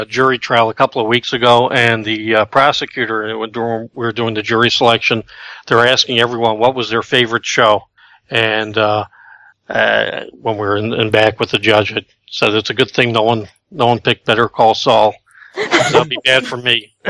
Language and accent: English; New York, United States; I grew up in New York, too